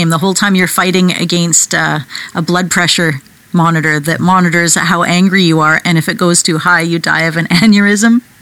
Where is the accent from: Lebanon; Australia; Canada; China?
Canada; I'm so Canadian. I'm apologizing here.